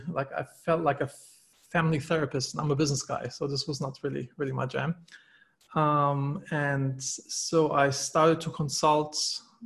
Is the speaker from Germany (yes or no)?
yes; Germany; moved away as an adult; now in United States; I'm originally from Germany